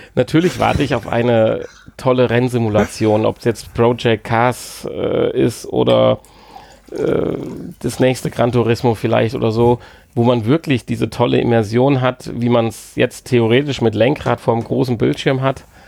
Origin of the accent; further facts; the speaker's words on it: Germany; als Deutscher